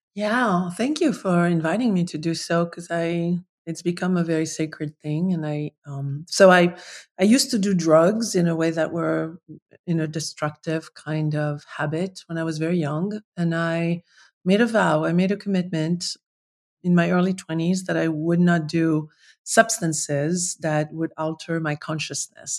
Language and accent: English; Paris, Île-de-France, France; moved away; I'm from Paris. Like, I'm a, I'm a city girl